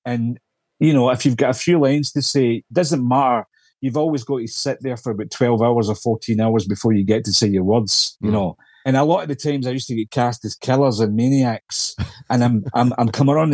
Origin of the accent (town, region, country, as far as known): Scotland, United Kingdom; accent: Scottish